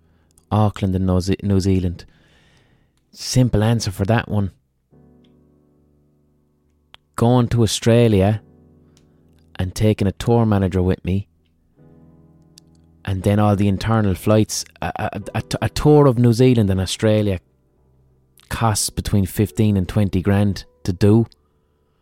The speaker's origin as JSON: {"language": "English", "country": "Ireland", "said": "I'm fucking Irish"}